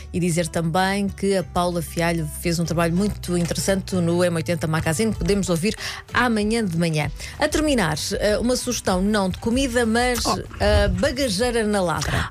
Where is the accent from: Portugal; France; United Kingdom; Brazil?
Portugal; Cartaxo, Santarém District; sou ribatejana, apesar de não ser de Vila Franca de Xira e ser do Cartacho